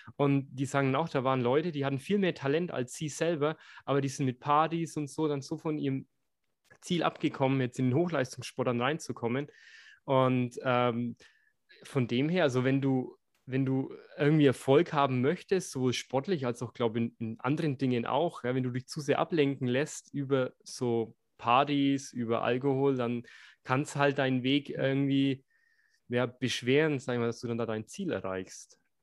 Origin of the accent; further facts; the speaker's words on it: Bavaria, Germany; ich bin in Bayern aufgewachsen